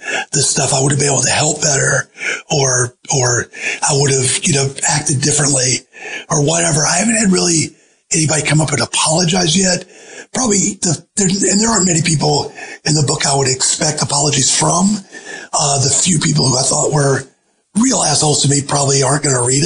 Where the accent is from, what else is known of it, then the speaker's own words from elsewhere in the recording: Georgia, United States; moved away; also born or lived in the Carolinas; in Georgia, but it was in my hometown